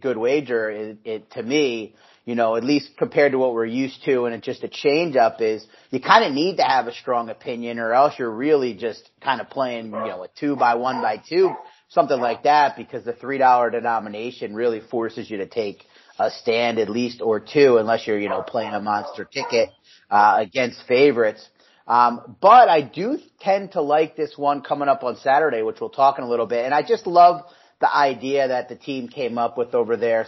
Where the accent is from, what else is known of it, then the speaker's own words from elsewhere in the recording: southern New Jersey, United States; moved away; I grew up in New Jersey